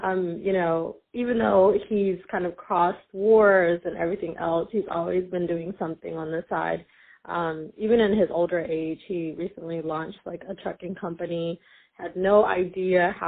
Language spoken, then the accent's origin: English; United States; also born or lived in Sudan / Eritrea; I grew up in the U.S.